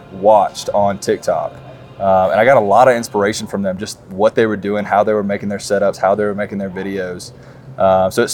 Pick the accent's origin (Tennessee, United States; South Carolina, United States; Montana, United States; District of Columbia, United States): South Carolina, United States; I am from South Carolina